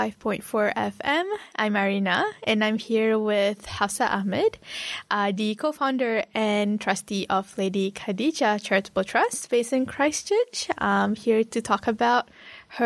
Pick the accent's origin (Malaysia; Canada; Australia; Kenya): Malaysia; now in New Zealand; as a Malaysian, we actually grew up with Bollywood movies because we have a lot of lots of Indians there as well.